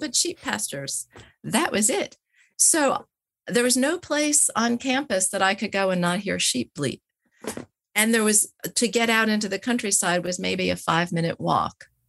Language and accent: English; United States; moved away; also born or lived in Wales; I come as an American